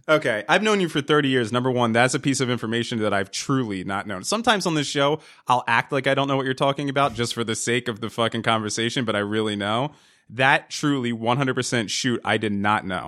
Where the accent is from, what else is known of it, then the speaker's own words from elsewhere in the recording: New Jersey, United States; We, we grew up in New Jersey